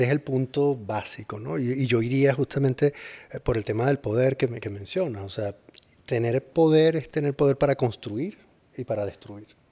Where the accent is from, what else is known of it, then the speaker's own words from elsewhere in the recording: Venezuela; todos somos venezolanos